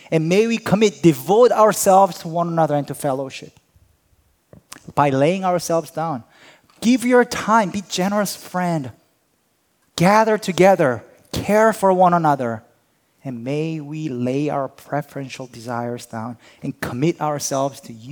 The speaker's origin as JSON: {"language": "English", "town": "Hatboro", "region": "Pennsylvania", "country": "United States", "said": "Oh, no, I'm not from here. I'm from Hatboro."}